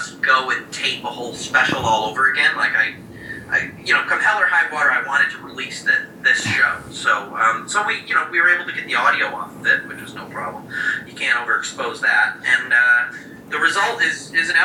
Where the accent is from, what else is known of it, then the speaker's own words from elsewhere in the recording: Lee, Massachusetts, United States; moved away as an adult; also born or lived in New York City; I'm from Western Massachusetts, a town called Lee, which is in the Berkshires, the Berkshire Mountains